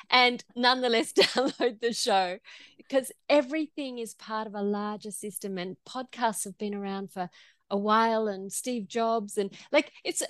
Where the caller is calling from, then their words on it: Queensland, Australia; I'm calling from Gubbi Gubbi country. So I'm in Queensland, Australia.